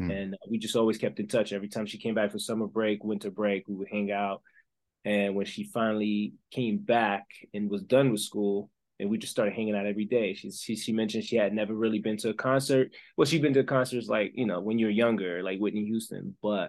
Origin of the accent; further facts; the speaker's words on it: Belgium; English is a second language; also born or lived in Congo; now in United States; I'm originally from Belgium. I was raised in the Congo with my dad's side of the family.